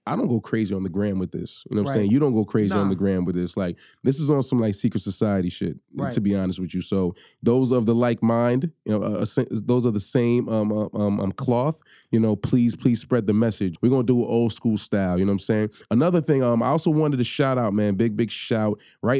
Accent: Cambridge, Massachusetts, United States; born there; Cambridge, Massachusetts. That's my birthplace.

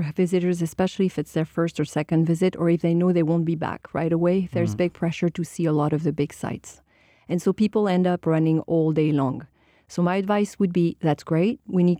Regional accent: France; moved away; also born or lived in Seattle, United States; I was born in France, but I'm also an American citizen. Uh-huh. I lived here for 23 years, and uh-huh. I relocated back to France. So I'm a Parisian once again.

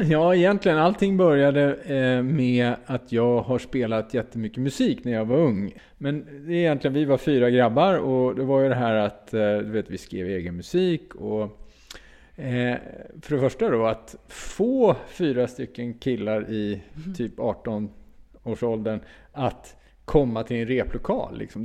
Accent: Uppsala, Uppsala County, Sweden; jag kom från Uppsala

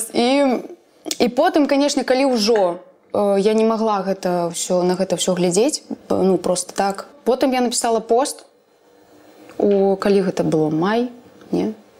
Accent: Belarus; я беларуска

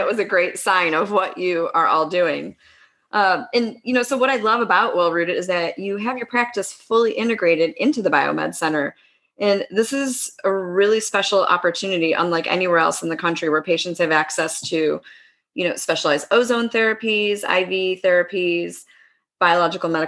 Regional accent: East Coast, United States; moved away as an adult; now in West Coast, United States; I grew up on the East Coast, lived, you know, first half of my life out there, second half of my life out on the West Coast

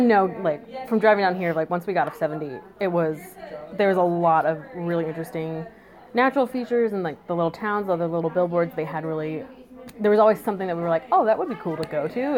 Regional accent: outside of Chicago, Illinois, United States; I grew up in outside of Chicago in Illinois

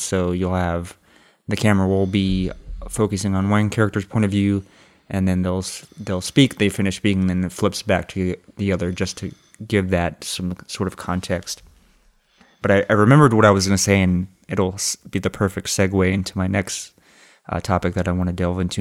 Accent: Austin, Texas, United States; also born or lived in New York; I'm basically from Austin

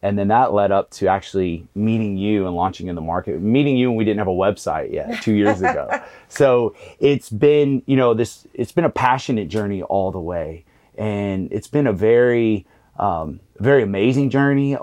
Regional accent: Galveston, Texas, United States; being from Galveston, I was actually from the West End

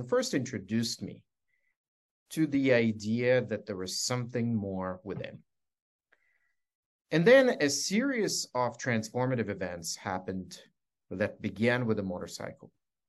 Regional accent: Scranton, Pennsylvania, United States; And so I thought, growing up in Scranton, I was 14, that if I become a lawyer, I could be the voice for people like my parents.

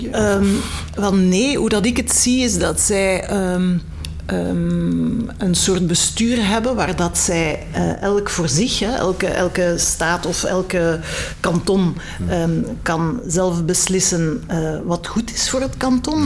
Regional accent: Belgium; we als België, als kleine Belgieland

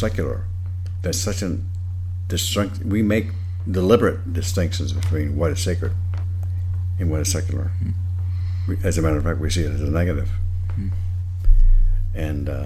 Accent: the Jim Crow South, United States; I grew up in the Jim Crow South, so it was rigidly segregated

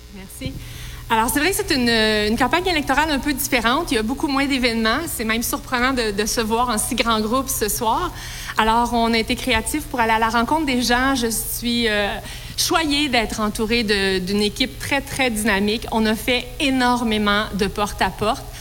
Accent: Quebec, Canada; Je suis la première québécoise à avoir jamais occupé le poste de ministre de l'Agriculture

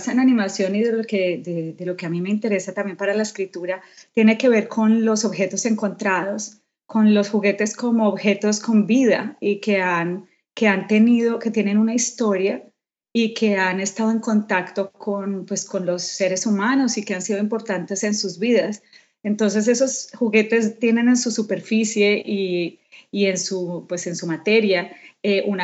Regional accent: Colombia; Yo soy colombiana, …

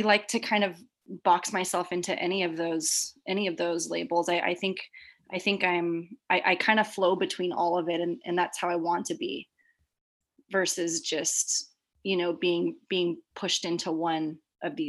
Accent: San Diego, California, United States; now in San Francisco, United States; I'm born and raised here. I grew up down in Southern California in San Diego

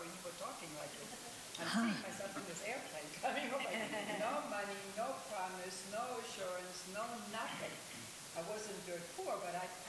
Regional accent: Germany; English is a second language; now in United States; when I was a teenager in my home country

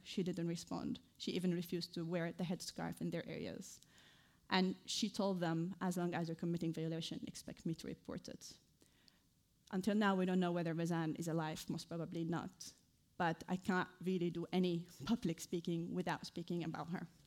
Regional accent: Idlib, Idlib Governorate, Syria; moved away as an adult; also born or lived in Damascus; now in United Kingdom; I was raised in a very conservative town. I think many of you who follow Syria news know it. It's named Idlib

